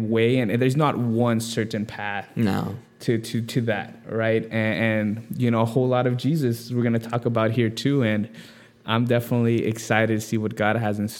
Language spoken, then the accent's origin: English; Simi Valley, California, United States; moved away as an adult; also born or lived in Newbury Park; now in San Diego, United States; I grew up in Simi Valley, and I went to school in Newberry Park.